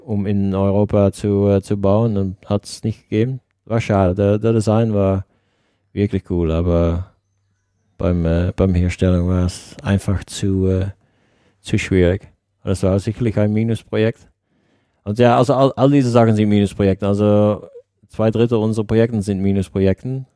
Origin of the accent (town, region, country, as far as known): Netherlands